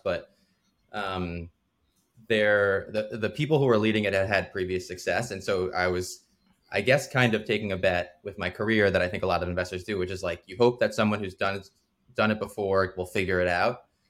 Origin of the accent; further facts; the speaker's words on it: New Jersey, United States; I grew up in New Jersey